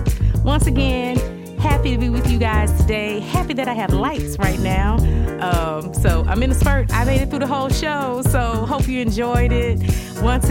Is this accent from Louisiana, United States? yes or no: yes; New Orleans, Louisiana, United States; now in San Antonio, United States; I'm from New Orleans myself